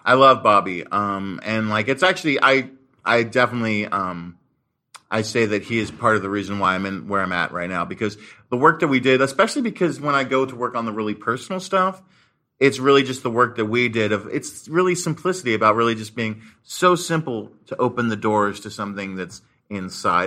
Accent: Marin County, Bay Area, California, United States; I grew up in the Bay Area, uh, in Marin County

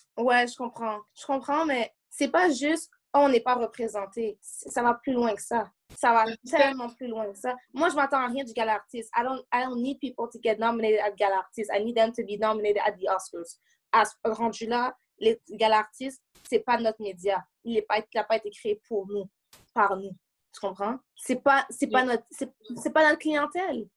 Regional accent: Montreal, Quebec, Canada; J'habite à Montréal, je suis née à Montréal, dans Côte-des-Neiges

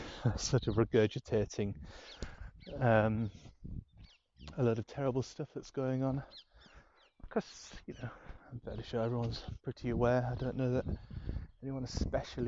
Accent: Scarborough, Yorkshire and the Humber, United Kingdom; moved away as an adult; now in London, United Kingdom; I learned to drive in my hometown in Scarborough

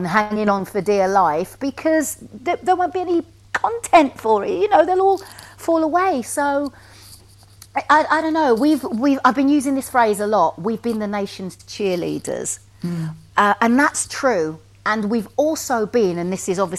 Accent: Wolverhampton, West Midlands, United Kingdom; moved away as an adult; now in London, United Kingdom; from Wolverhampton

